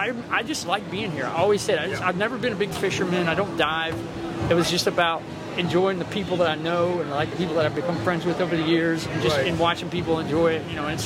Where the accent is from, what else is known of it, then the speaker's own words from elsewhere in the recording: Pensacola, Florida, United States; moved away as an adult; also born or lived in Key West, United States; now in Washington, D.C., United States; I live in Washington, D.C. I'm originally from Pensacola, and I did a little time in Key West from 98 to 05, and that's how I ended up down here.